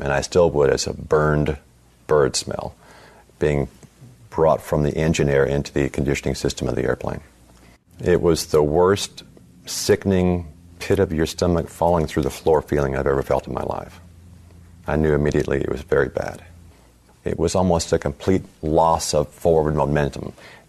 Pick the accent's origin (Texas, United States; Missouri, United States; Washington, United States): Texas, United States; It sounded like the worst thunderstorm I'd ever heard growing up in Texas.